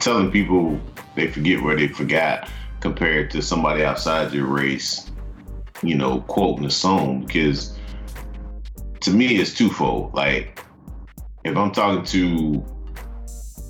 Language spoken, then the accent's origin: English; the South, United States; being from the South